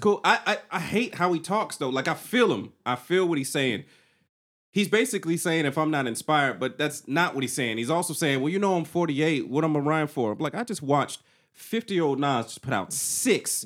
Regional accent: the South, United States; I'm from the South

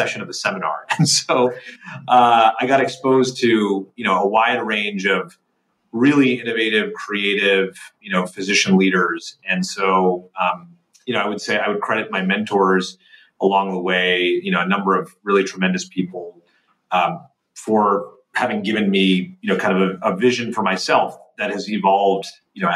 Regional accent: Northern New Jersey, United States; I grew up in Northern New Jersey

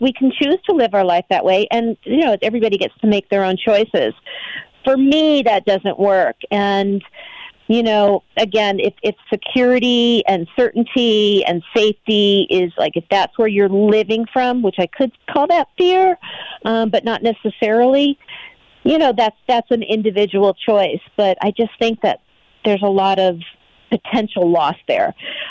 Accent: Pasadena, California, United States; I come from Southern California, Pasadena, L.A. area, and my experience here has been the people are happier.

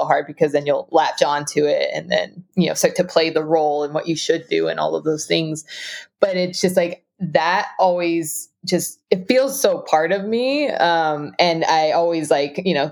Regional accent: Southern California, United States; I grew up in Southern California

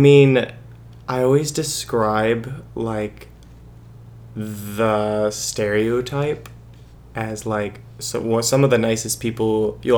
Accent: St. Cloud, Missouri, United States; moved away; also born or lived in Sullivan, Missouri; I am from Missouri, actually. A village of 59 people

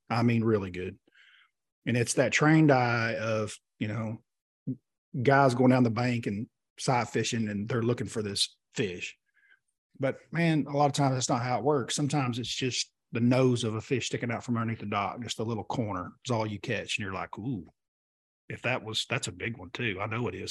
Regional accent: Oklahoma, United States; we grew up here in Oklahoma together

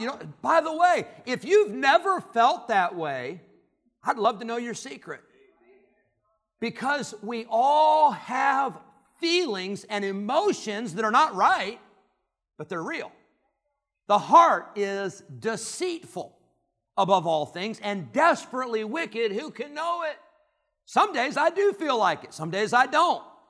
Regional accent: Rockford, Illinois, United States; God led them back to Illinois, and that's where I grew up

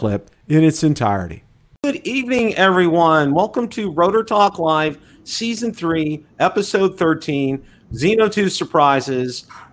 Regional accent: Western Pennsylvania and Ohio, United States; moved away; where I grew up over in Western Pennsylvania and Ohio

